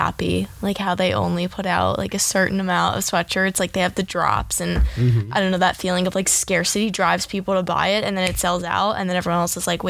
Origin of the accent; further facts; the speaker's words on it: Midwest, United States; I'm from the Midwest, and people, Midwesterners, like always have like anchor jobs at like news stations because their voice is like neutral.